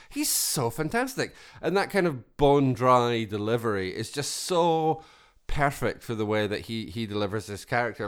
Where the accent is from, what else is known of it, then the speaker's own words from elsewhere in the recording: Scotland, United Kingdom; I come from Scotland